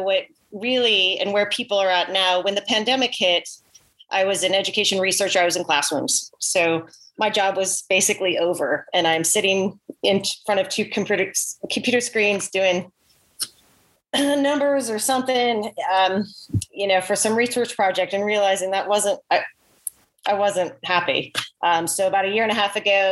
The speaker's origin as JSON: {"language": "English", "region": "Oregon", "country": "United States", "tie": "born or raised there", "moved": "yes", "lives_now": "Virginia, United States", "said": "I grew up in Oregon"}